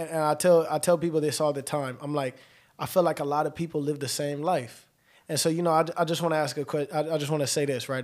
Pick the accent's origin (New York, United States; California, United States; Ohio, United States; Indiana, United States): California, United States; Los Angeles; also born or lived in Colton, California; I'm from Los Angeles, mid-city to be exact, right off of Pico